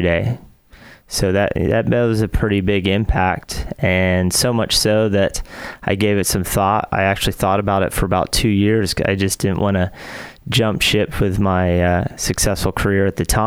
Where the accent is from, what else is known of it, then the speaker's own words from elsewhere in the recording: Huntsville, Alabama, United States; moved away as an adult; also born or lived in Seattle; I'm from Huntsville, Alabama. Grew up here, went to Grissom High School